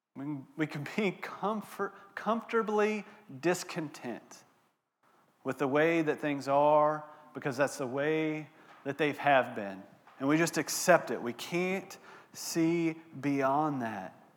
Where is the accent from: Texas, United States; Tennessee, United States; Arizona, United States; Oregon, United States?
Texas, United States; moved away; I'm from Texas, born and raised in Texas